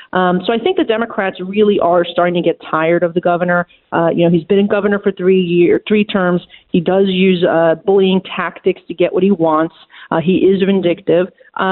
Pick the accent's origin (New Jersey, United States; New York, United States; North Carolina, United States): New York, United States; New York City; And as a New Yorker, I can say, look, of course I want my city and state to have money